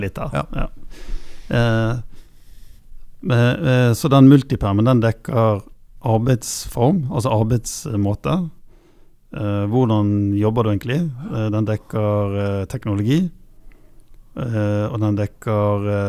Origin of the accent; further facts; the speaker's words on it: Bergen, Vestland, Norway; jeg er jo fra Bergen